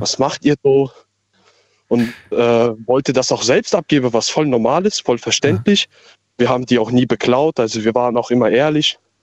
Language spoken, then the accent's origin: German; Kusel, Rhineland-Palatinate, Germany; Ich komme aus Kusel